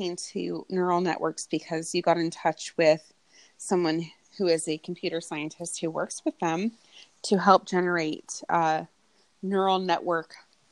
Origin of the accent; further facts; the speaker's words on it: United States; I'm an American